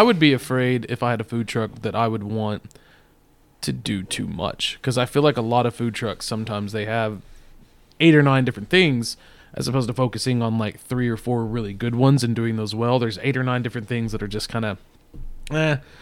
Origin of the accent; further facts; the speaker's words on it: Texas, United States; we're from Texas